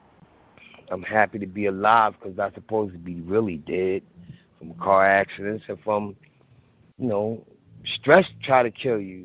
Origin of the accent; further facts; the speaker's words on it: Philadelphia, Pennsylvania, United States; I'm from Philly